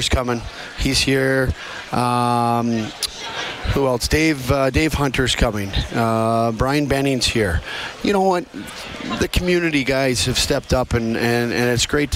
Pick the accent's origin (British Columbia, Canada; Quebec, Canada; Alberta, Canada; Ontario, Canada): Alberta, Canada; Edmonton; I'm from Edmonton. This is where we call home